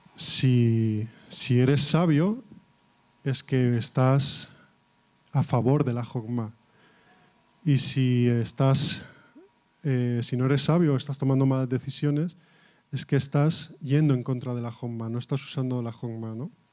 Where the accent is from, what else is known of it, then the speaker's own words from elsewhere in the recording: Catalonia, Spain; yo soy de, catalán